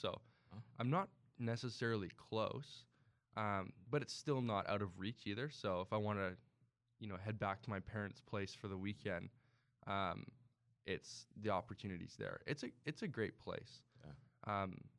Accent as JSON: {"language": "English", "town": "Duncan", "region": "British Columbia", "country": "Canada", "tie": "born or raised there", "said": "I'm from Vancouver Island. I'm from a little town called Duncan."}